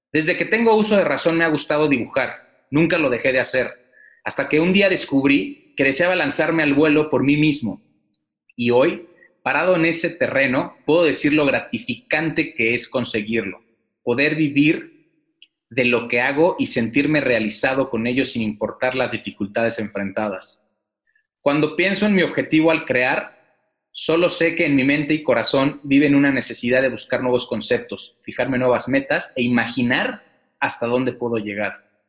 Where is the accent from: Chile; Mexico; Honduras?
Mexico; Mexico City; born there; now in Querétaro, Mexico; Nací en la Ciudad de México en 1978 Primero, estudié artes plásticas en Bellas Artes y posteriormente terminé la carrera de diseño gráfico. Actualmente soy conferencista, artista gráfico, muralista y profesor. Radico en la ciudad de Querétaro